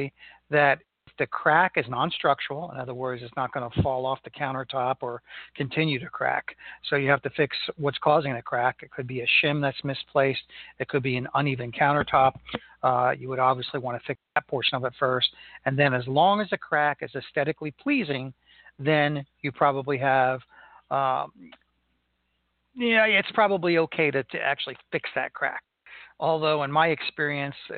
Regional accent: Melbourne, Florida, United States; here in Melbourne, Florida, my hometown

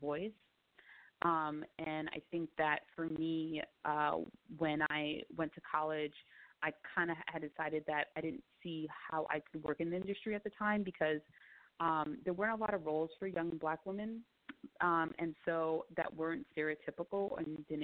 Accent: New York City, New York, United States; also born or lived in Queens / Manhattan / the Bronx; I'm from New York. I was born and raised in Bed-Stuy in Brooklyn

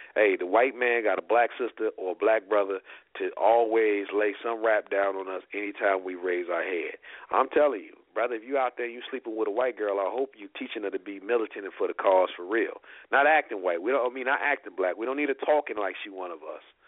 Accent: South Bend, Indiana, United States; I'm from South Bend

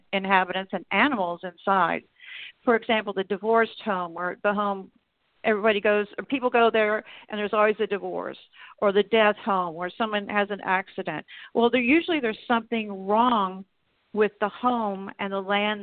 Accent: Texas, United States; now in Oklahoma, United States; I was raised in Texas

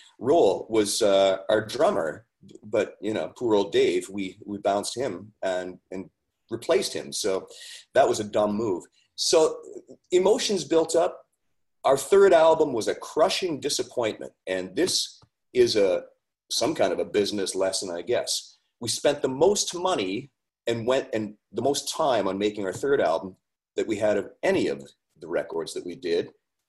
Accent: Ontario, Canada; also born or lived in Haliburton / Collingwood / Barrie; I'm from Northern Ontario originally, and I worked my way south one town at a time.

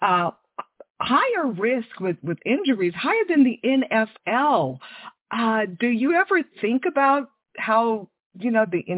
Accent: Houston, Texas, United States; I grew up in Houston

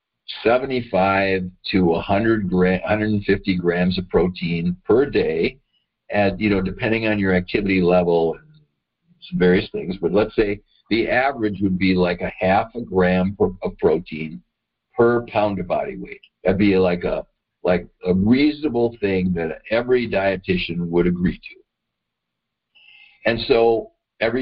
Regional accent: Madison, Wisconsin, United States; I grew up in Madison, Wisconsin

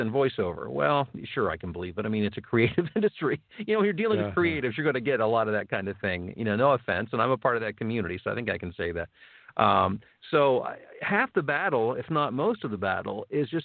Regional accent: Ohio, United States; now in Chicago area, United States; I'm from Ohio. My dad was from West Virginia. I mean, I've got, those are my roots

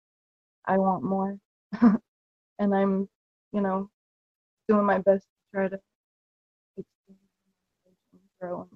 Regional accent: New Hampshire, United States; moved away as an adult; now in Florida, United States; I'm from New Hampshire, and I'm living in Florida for the past 9 years

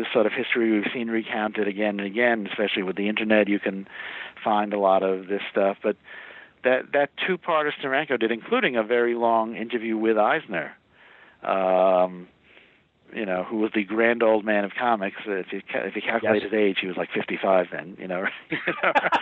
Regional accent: New York, United States; I grew up in New York, so I came home to New York

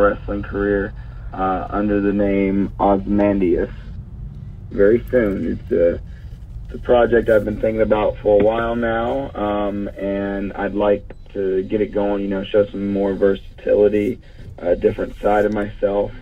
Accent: Douglasville, Georgia, United States; in Douglasville, Georgia, my hometown

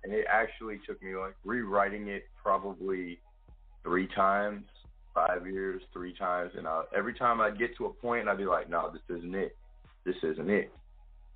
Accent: Clarksville, Tennessee, United States; moved away; also born or lived in St. Louis; I'm from Clarksville, Tennessee.

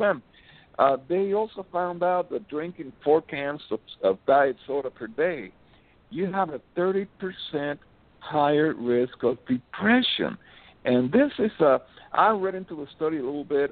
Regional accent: Miami, Florida, United States; I'm from Miami

